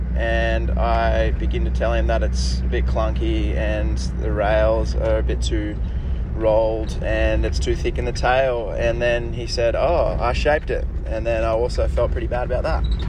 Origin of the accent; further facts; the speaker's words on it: Noosa, Queensland, Australia; I'm from Noosa